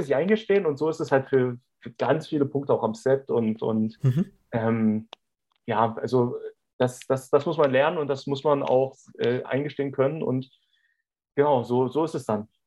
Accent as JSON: {"language": "German", "country": "Germany"}